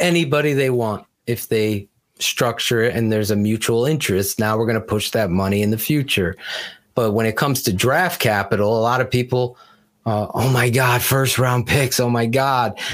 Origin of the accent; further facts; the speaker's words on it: Wallingford, Connecticut, United States; where I grew up in Wallingford, Connecticut